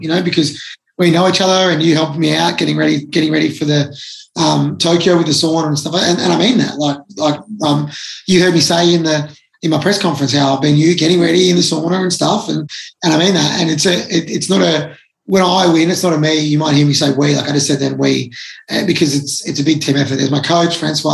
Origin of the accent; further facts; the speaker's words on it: Melbourne, Victoria, Australia; I'm from Melbourne